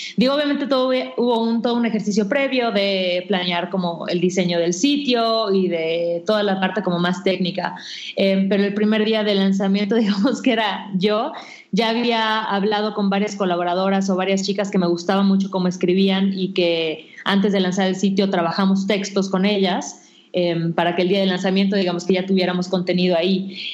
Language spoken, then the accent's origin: Spanish; Mérida, Yucatán, Mexico; moved away as an adult; now in Mexico City, Mexico; me mudé a la Ciudad de México, porque yo soy de Mérida